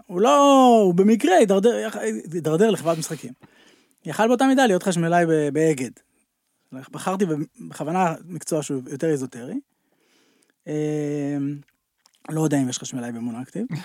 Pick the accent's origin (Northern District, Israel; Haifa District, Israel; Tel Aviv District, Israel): Tel Aviv District, Israel; Tel Aviv; גרתי בתל אביב, העיר הגדולה, סתם נולדתי בתל אביב